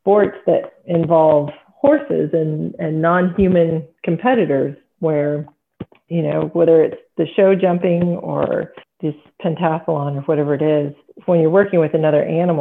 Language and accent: English; Texas, United States; I'm from Texas, so what all Texans come equipped with as far as horse knowledge, that's what I have